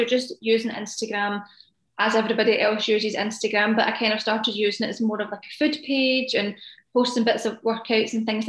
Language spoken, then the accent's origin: English; Scotland, United Kingdom; I live in Scotland, which is in the UK for those that don't know